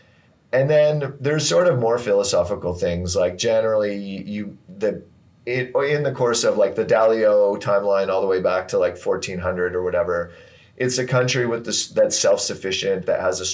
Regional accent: Canada; I'm Canadian

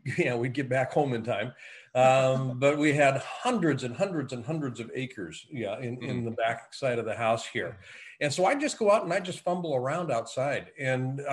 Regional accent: Eugene, Oregon, United States; moved away as an adult; also born or lived in Netherlands / Japan; I grew up in the Willamette Valley. Eugene, Springfield, Oregon

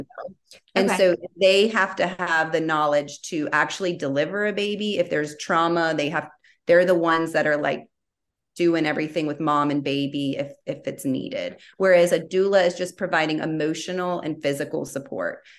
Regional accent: Baton Rouge, Louisiana, United States; moved away as an adult; now in Austin, United States; I am from Baton Rouge, born and raised. So I, I was there until I got engaged in 2012.

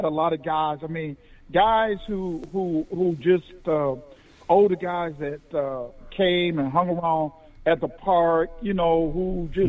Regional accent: Miami, Florida, United States; moved away; I grew up in Miami, Florida, played at Miami Beach Senior High School

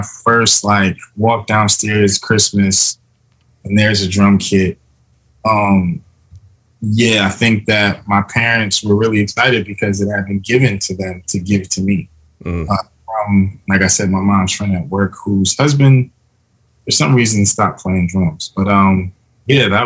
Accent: New Jersey, United States; now in Florida, United States; I'm from New Jersey

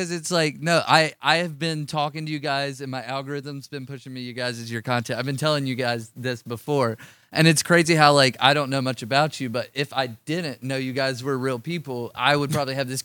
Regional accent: the South, United States; I grew up in the South

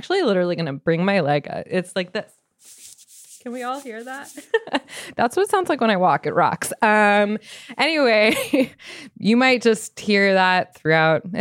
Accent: Arizona, United States; so I'm from Arizona really

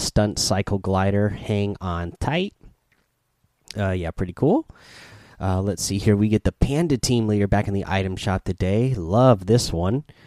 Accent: Oregon, United States; I grew up in Oregon near some uh, sand dunes

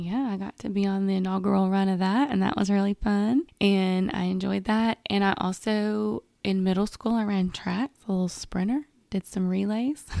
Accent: Manchester, Tennessee, United States; now in Murfreesboro, United States; I was raised in a small town called Manchester, and when I was growing up in Manchester

